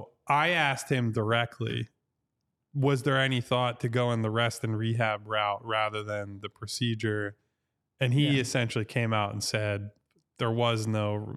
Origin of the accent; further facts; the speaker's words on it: Ireland; Got St. Patrick's Day, which is really, at this point, as an Irish person, just a drinking holiday, but we take those.